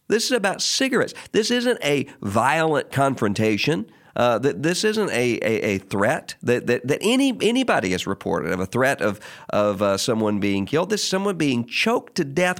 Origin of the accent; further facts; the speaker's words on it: Mississippi, United States; in my home state of Mississippi